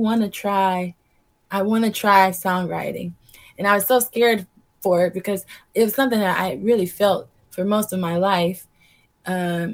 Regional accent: Greensboro, North Carolina, United States; moved away as an adult; also born or lived in Chicago; I grew up in Greensboro, North Carolina

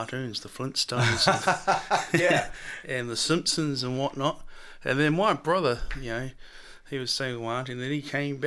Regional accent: Auckland, New Zealand; Glenfield and Auckland

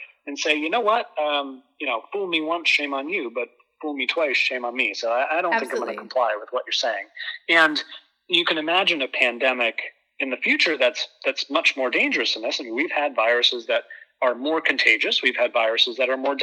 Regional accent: Boston, Massachusetts, United States; moved away as an adult; now in Southern Connecticut, United States; I grew up in Boston. I'm a Boston boy

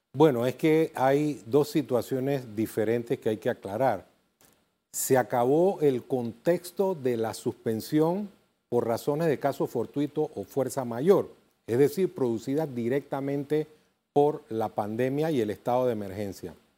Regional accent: Panama; Somos panameños

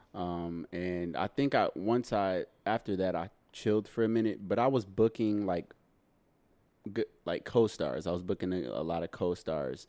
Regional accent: Dallas, Texas, United States; also born or lived in Houston, Texas; now in Los Angeles, United States; when I was nine, I moved to Dallas, Texas. So I'm a Texan.

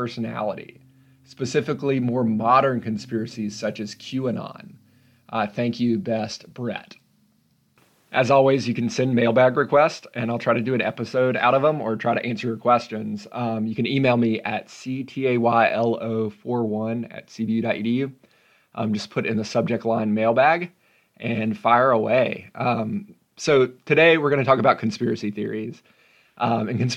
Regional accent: Memphis, Tennessee, United States; I'm from Memphis

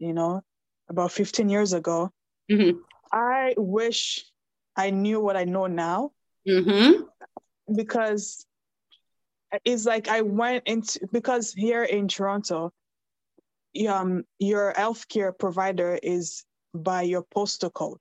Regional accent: Nigeria; moved away; I'm Nigerian

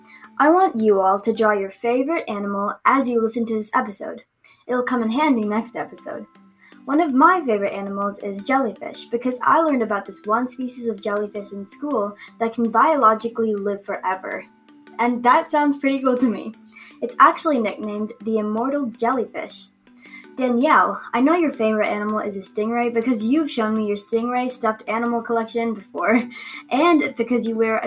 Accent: South India, India; a 13-year-old changemaker who loves robots, helping my community, and protecting our environment. I'm South Indian.

